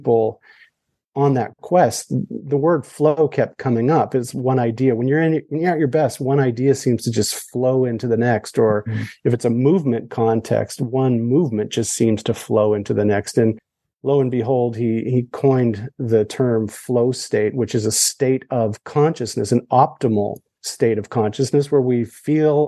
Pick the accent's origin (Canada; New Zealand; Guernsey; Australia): Canada; I'm Canadian